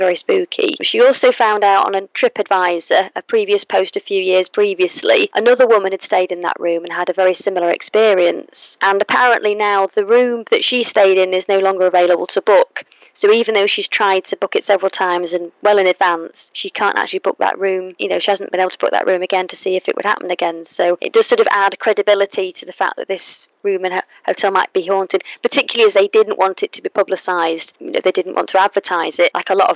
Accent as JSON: {"language": "English", "town": "Manchester", "region": "North West England", "country": "United Kingdom", "said": "I'm from Manchester"}